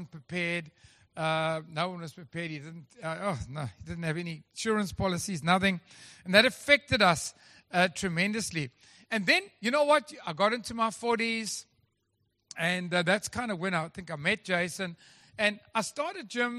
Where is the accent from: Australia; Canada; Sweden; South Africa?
South Africa; Durban, KwaZulu-Natal; now in Western Cape, South Africa; I come from Durban